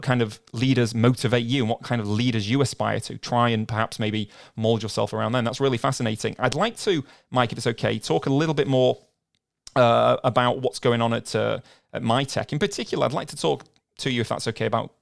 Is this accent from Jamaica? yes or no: no; Manchester, North West England, United Kingdom; I'm from Manchester in the UK